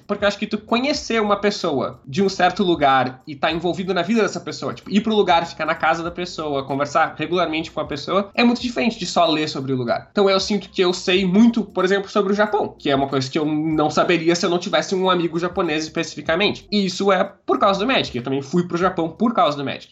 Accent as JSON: {"language": "Portuguese", "town": "Porto Alegre", "region": "Rio Grande do Sul", "country": "Brazil", "tie": "born or raised there", "said": "Eu nasci em Porto Alegre, Rio Grande do Sul, é onde eu morei minha vida toda e de onde eu tô falando agora."}